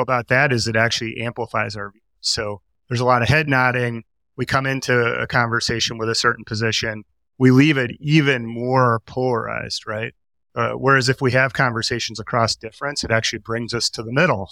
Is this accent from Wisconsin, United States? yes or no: yes; Milwaukee, Wisconsin, United States; I grew up in Milwaukee